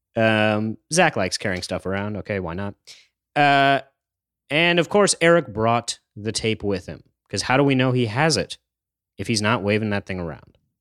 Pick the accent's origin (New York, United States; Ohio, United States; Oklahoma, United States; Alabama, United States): New York, United States; I'm from New York.